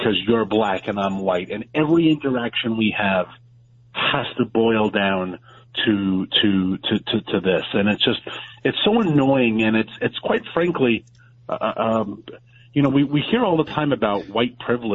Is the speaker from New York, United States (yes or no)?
yes; New York City, New York, United States; Queens, where I grew up, is the most diverse county in the nation